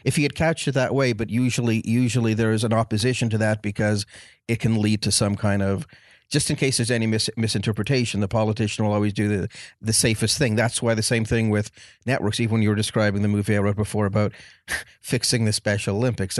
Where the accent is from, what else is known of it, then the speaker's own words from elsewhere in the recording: Montreal, Quebec, Canada; moved away as an adult; I'm from Canada, so I was in Montreal for, I was in Montreal for way too many years